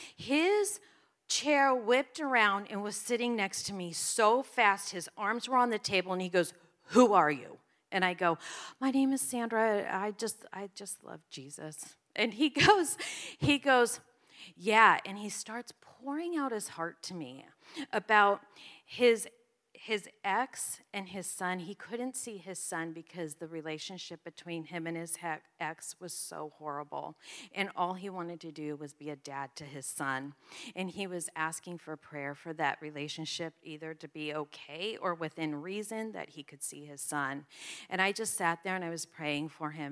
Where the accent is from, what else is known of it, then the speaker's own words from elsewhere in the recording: New Jersey, United States; I'm from New Jersey.